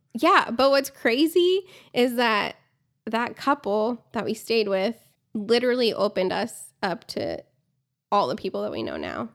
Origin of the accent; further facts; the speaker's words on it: Columbus, Ohio, United States; moved away as an adult; now in Amarillo, United States; born and raised in Columbus, Ohio